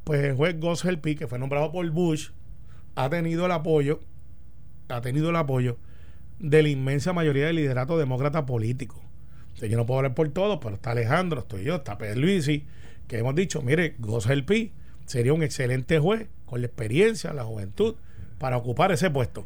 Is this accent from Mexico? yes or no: no; Puerto Rico; como puertorriqueños